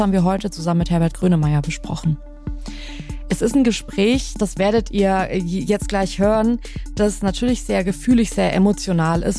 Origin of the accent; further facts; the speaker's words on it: Germany; ich bin hier aufgewachsen, hier geboren, das ist eigentlich so mein, meine Heimat